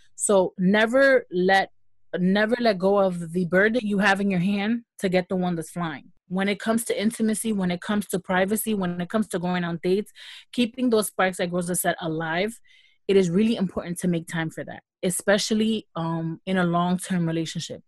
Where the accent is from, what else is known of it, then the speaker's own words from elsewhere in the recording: United States; I'm American